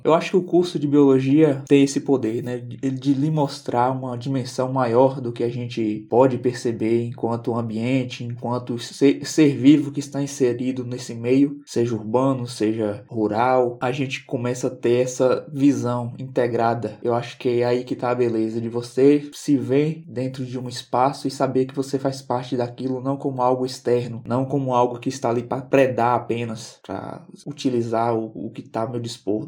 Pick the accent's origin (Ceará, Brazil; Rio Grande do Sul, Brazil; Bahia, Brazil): Bahia, Brazil; Barra da Estiva; eu sou natural de Barra da Estiva, mais precisamente numa região conhecida como Fazenda Gomes. Lá eu vivi minha infância toda até a adolescência